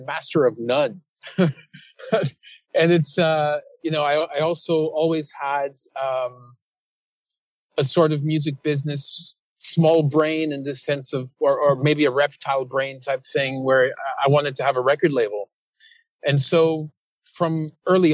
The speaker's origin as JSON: {"language": "English", "town": "Toronto", "region": "Ontario", "country": "Canada", "tie": "born or raised there", "also_born_or_lived": "London, United Kingdom", "moved": "as an adult", "lives_now": "Lisbon, Portugal", "said": "I grew up in Toronto."}